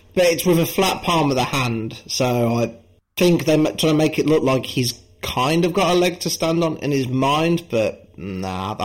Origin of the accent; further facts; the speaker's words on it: United Kingdom; I am British myself